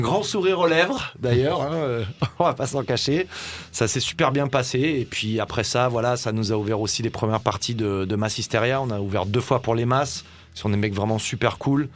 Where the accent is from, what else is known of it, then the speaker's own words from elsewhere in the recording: Var, Provence-Alpes-Côte d'Azur, France; moved away; je suis originaire de, du Var à la base.